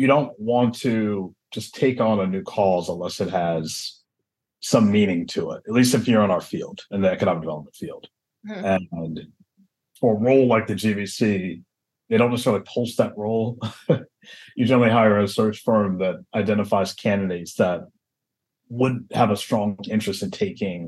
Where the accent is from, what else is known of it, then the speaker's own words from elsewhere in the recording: Atlanta, Georgia, United States; moved away as an adult; also born or lived in Michigan / New York / Los Angeles / Pittsburgh; now in Baltimore, United States; I grew up in Atlanta, and I was born in Michigan.